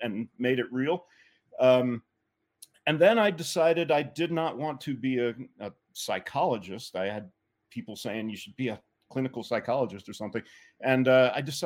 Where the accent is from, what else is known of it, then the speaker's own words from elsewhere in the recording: Atlanta, Georgia, United States; moved away; I grew up in Atlanta, Georgia.